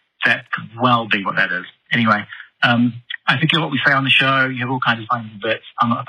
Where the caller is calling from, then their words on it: New Zealand; I'm calling from New Zealand.